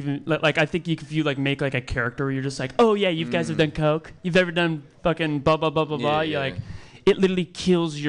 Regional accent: Pacifica, California, United States; I grew up in Pacifica, California

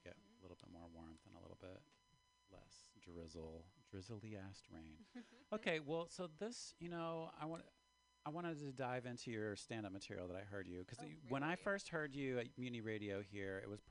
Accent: Baltimore, Maryland, United States; now in San Francisco, United States; I moved here from Baltimore like a long time ago.

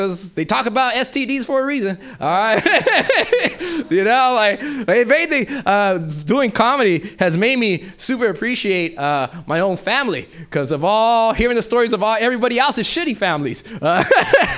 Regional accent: Los Angeles, California, United States; moved away; I'm originally from South Central

